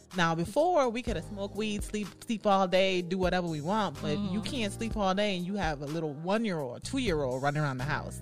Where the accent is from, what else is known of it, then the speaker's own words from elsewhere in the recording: U.S. Virgin Islands; moved away as an adult; now in Florida, United States; I came to um, Florida because I'm from the United States Virgin Islands mm. originally.